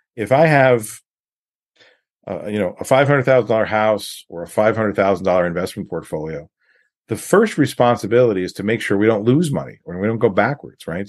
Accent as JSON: {"language": "English", "region": "New York", "country": "United States", "tie": "born or raised there", "also_born_or_lived": "California", "moved": "yes", "lives_now": "Washington State, United States", "said": "I grew up in New York, um, lived in California. I've been in Washington State for, for a long time"}